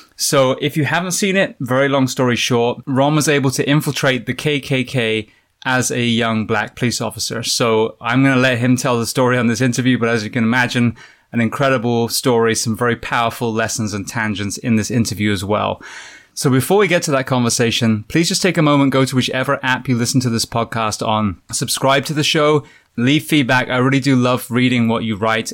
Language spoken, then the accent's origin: English; England, United Kingdom; I'm from England